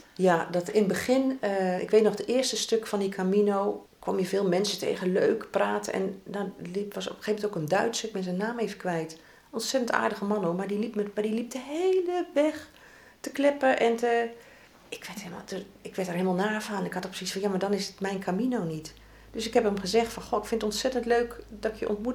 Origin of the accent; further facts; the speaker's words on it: region along the IJssel, eastern Netherlands, Netherlands; moved away as an adult; now in The Hague, Netherlands; de streek waar ik geboren ben en 46 jaar gewoond heb, was geweldig om langs die IJssel te lopen.